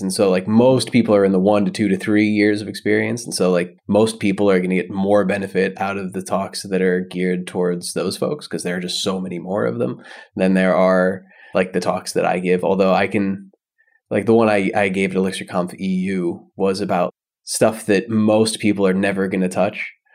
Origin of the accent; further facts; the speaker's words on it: United States; moved away as an adult; now in Berlin, Germany; I am American, but I live in Germany. I've lived in Berlin for seven years now.